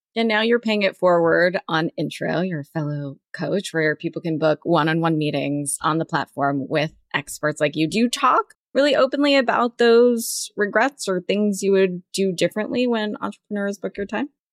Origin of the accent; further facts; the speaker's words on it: Southern California, United States; I grew up in Southern California, but first generation American